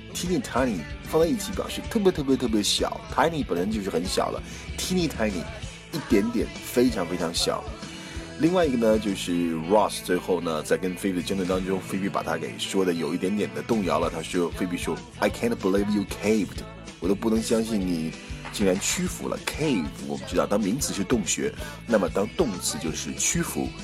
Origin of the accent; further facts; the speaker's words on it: China; 我们中国人